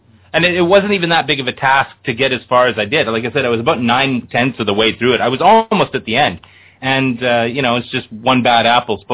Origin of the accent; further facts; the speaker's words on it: Canada; as a Canadian